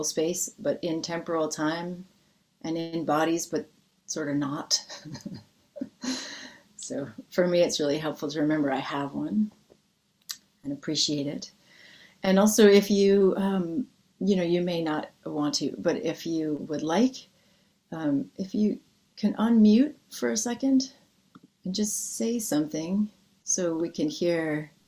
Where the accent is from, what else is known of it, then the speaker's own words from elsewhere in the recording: United States; a person growing up in the United States